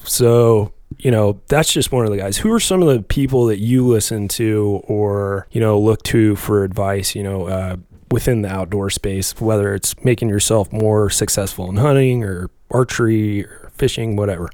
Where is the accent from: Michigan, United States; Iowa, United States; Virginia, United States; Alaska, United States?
Alaska, United States; moved away; I grew up in Alaska